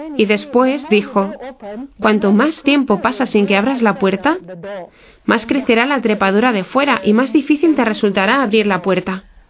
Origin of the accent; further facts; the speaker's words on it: Singapore; Es una isla muy pequeña en uh, Asia somos unos 5 millones de habitantes, de los cuales solo 300.000 somos católicos